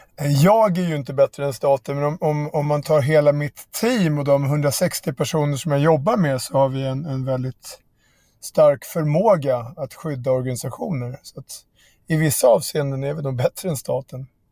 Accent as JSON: {"language": "Swedish", "town": "Barkaby", "region": "Stockholm County", "country": "Sweden", "tie": "born or raised there", "said": "mina kompisar i Barkaby där jag växte upp"}